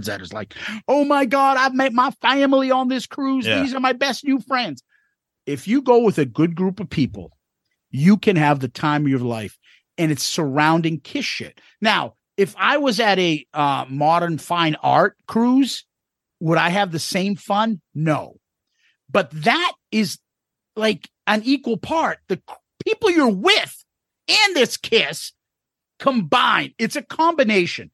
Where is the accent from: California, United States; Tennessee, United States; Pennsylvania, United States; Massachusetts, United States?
Massachusetts, United States; We're from Massachusetts